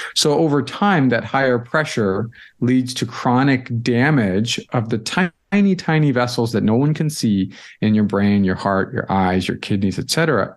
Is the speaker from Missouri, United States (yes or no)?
yes; St. Louis, Missouri, United States; moved away as an adult; also born or lived in Boston; I grew up in Saint Louis, so I'm a Midwestern kid